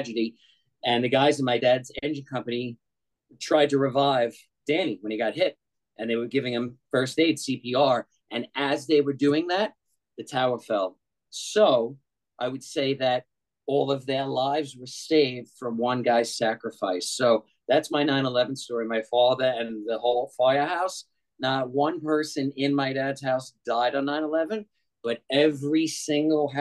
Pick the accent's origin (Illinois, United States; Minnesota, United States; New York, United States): New York, United States; New York City; moved away; I was originally from New York